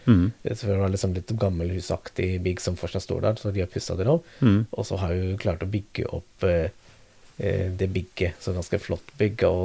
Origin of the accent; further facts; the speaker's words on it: Norway; For de hadde de kanskje ikke det samme fordelet som vi har nå. Da. Vi er født og oppvokst her i Norge.